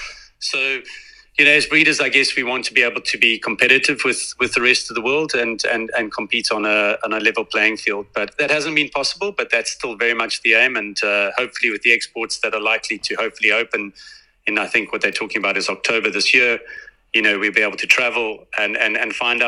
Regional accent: South Africa; us as South African breeders

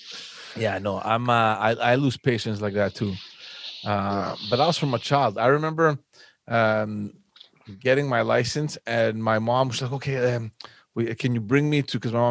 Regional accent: Montreal, Quebec, Canada; we grew up in Park X.

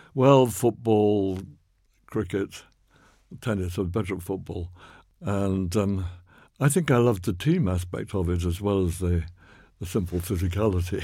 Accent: Oxford, South East England, United Kingdom; I grew up in North Oxford

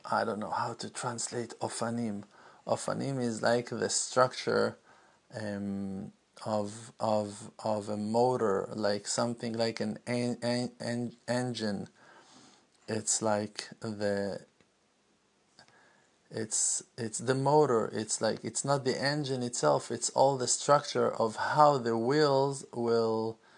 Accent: Jerusalem, Jerusalem District, Israel; didn't grow up in Brooklyn. I didn't grow up in uh, in Orlando. I didn't grow up in. Uh, Tennessee. I grew up in Jerusalem.

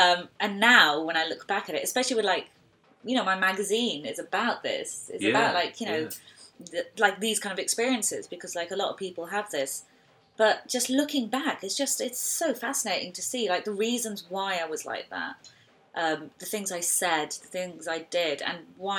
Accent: Hounslow, London, United Kingdom; I grew up in Hounslow.

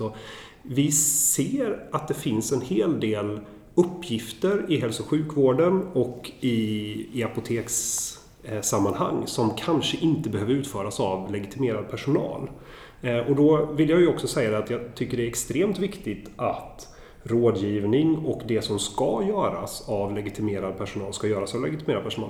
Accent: Sweden; blir man ju stolt som svensk

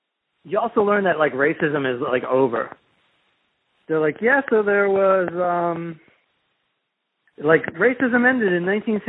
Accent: Southern Maryland, United States; born or raised there; moved away

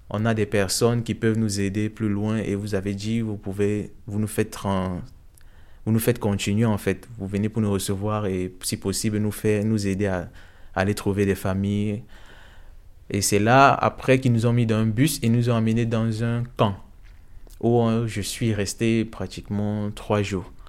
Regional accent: Ukraine; now in Belgium; si on vient vraiment d'Ukraine ou bien... Oui, et quand on a su qu'on venait d'Ukraine, ils nous ont laissé pas continuer en fait le trajet

